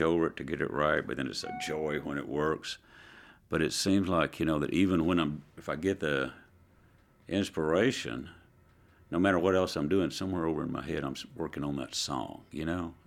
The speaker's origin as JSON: {"language": "English", "region": "Southeast Oklahoma", "country": "United States", "tie": "born or raised there", "also_born_or_lived": "Dallas, Texas", "moved": "yes", "said": "I grew up in Southeast Oklahoma in a very rural park"}